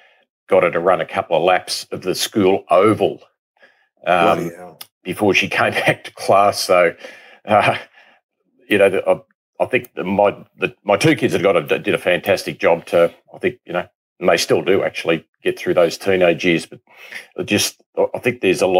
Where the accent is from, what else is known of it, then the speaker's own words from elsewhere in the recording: Kyneton, Victoria, Australia; also born or lived in Melbourne, Australia; I'm from Kyneton originally, so we're in the Bendigo League.